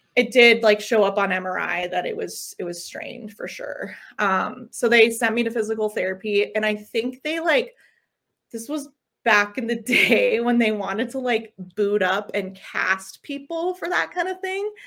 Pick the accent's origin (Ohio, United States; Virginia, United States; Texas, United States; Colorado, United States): Colorado, United States; Longmont; also born or lived in Los Angeles; So I am a Colorado native. I grew up in Longmont